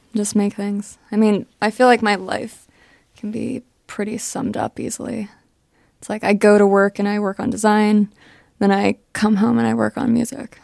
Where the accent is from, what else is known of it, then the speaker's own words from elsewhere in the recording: Johnstown, Pennsylvania, United States; I'm from Johnstown, Pennsylvania.